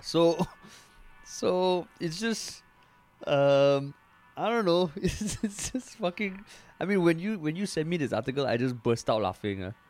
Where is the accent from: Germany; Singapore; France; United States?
Singapore; we're Singaporean